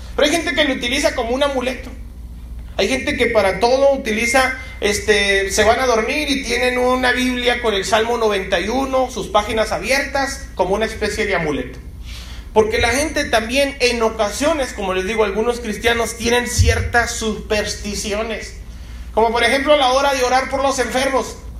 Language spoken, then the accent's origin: Spanish; Mexico; como mexicanos, a veces lo hacemos con un pozole o con un menudo